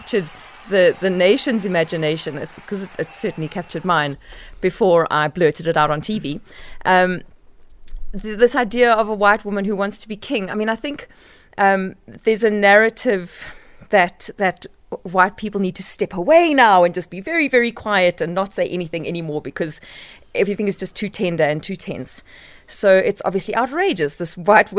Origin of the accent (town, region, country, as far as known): South Africa